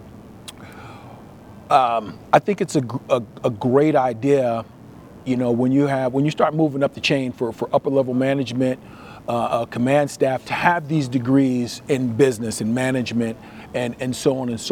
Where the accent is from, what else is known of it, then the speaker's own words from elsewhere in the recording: Trenton, New Jersey, United States; moved away as an adult; now in Las Vegas, United States; I'm born and raised in Trenton, New Jersey. I left New Jersey in 87